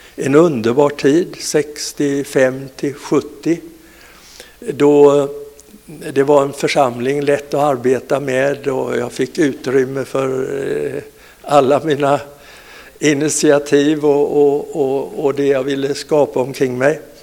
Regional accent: Falkenberg, Halland County, Sweden; born or raised there; also born or lived in Vessigebro

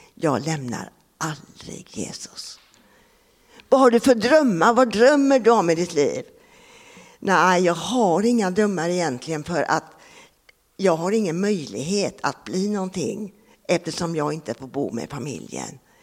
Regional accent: Sweden; also born or lived in Japan / Laos; jag kommer från Grobo

